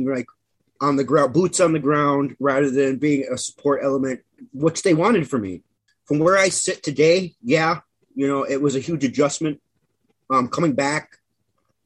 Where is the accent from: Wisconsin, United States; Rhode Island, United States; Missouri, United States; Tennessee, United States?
Wisconsin, United States; Menominee Indian Reservation; I came from the Menominee Indian Reservation. It is probably about northwest, 45 minutes northwest of Green Bay, Wisconsin